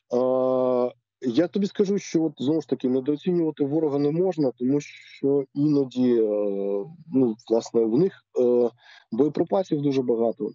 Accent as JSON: {"language": "Ukrainian", "town": "Zlatoust", "region": "Chelyabinsk Oblast", "country": "Russia", "tie": "born or raised there", "moved": "yes", "lives_now": "Ukraine", "said": "я народився в місті Златоуст Челябінської області"}